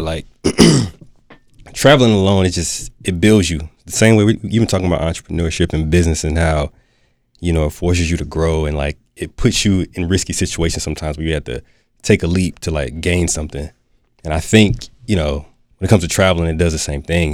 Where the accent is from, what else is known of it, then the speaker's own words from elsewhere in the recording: Durham, North Carolina, United States; born and raised in Durham, North Carolina